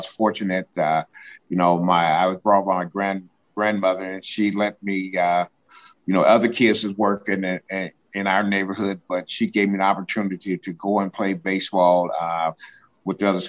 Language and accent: English; Decatur, Illinois, United States; I grew up in Decatur, Illinois